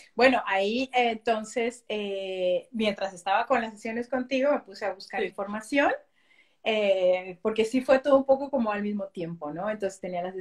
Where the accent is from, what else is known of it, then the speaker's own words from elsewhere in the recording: Mexico City, Mexico; first language Spanish; moved away as an adult; now in Belgium; soy original de México. Yo nací en la Ciudad de México.